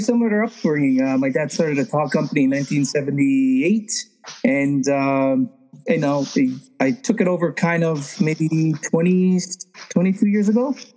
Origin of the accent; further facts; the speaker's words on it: Toronto, Ontario, Canada; now in Simcoe County, Canada; I grew up in Toronto, Canada, and uh, just live like 45 minutes north now. I'm in the Simcoe County district now.